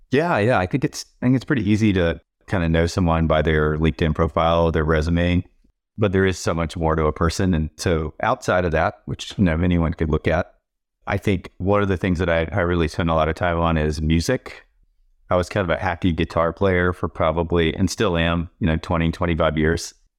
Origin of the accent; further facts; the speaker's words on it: North Carolina, United States; moved away as an adult; now in New York, United States; I grew up in North Carolina. I'm a dyed in the wool Southerner.